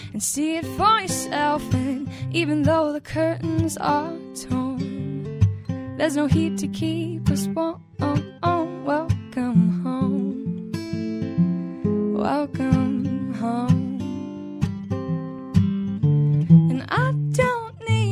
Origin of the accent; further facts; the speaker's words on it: Virginia, United States; moved away as an adult; now in Charlotte, United States; I'm from Virginia